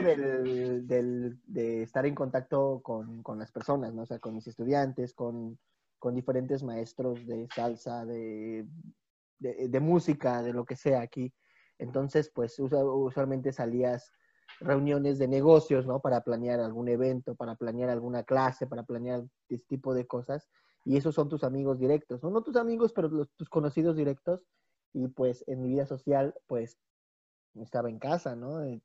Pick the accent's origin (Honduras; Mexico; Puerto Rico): Mexico; Mexico City; moved away as an adult; now in Bulgaria; yo soy de originario de la Ciudad de México también, pero ya llevo más de 10 años viviendo en Bulgaria